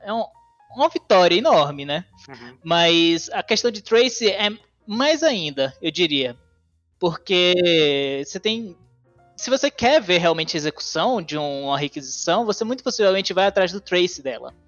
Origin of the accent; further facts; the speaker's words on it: Salvador, Bahia, Brazil; moved away as an adult; now in São Carlos, Brazil; eu sou de Salvador, natural de Salvador